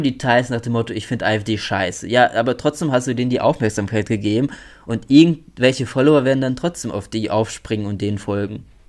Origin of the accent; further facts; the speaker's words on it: North Rhine-Westphalia, Germany; bei uns in NRW